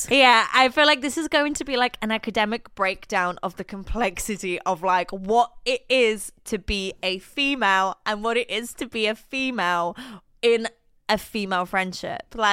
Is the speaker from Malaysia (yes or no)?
no; Scotland, United Kingdom; I am Scottish.